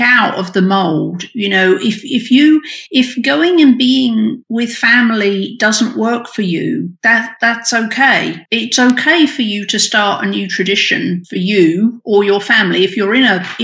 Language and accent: English; United Kingdom; now in United States; I'm British and I didn't grow up with Thanksgiving